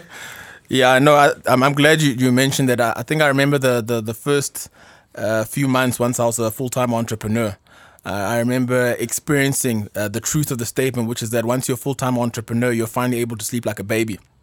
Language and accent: English; South Africa; also born or lived in Ghana / Pretoria; I obviously grew up uh, in South Africa